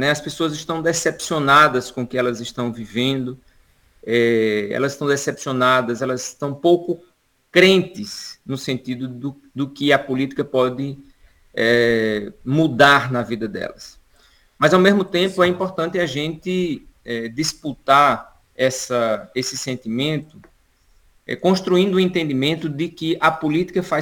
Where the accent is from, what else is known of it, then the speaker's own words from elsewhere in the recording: Pernambuco, Brazil; sou aqui do Sertão do Pajeú, né? Eu estou falando neste momento literalmente do Sertão do Pajeú.